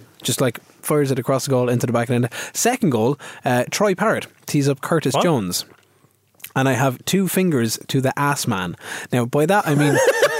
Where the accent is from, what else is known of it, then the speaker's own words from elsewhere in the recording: Ireland; Is that a slight on me? Because I'm Irish.